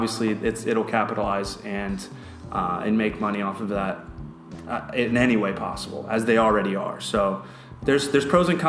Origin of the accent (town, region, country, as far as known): United States